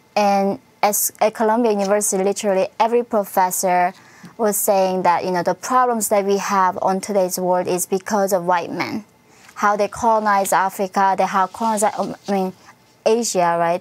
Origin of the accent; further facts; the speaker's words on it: North Korea; moved away; I come from North Korea